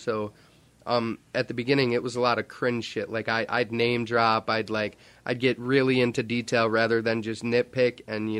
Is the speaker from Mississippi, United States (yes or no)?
no; New York, United States; we're from New York